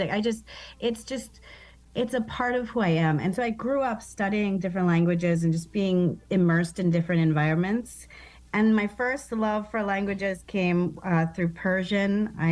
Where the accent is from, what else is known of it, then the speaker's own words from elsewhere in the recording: United States; so, um, I'm an American, and I grew up in just a very diverse community. Um, I was raised as a Baha'i, and that is an extremely diverse community.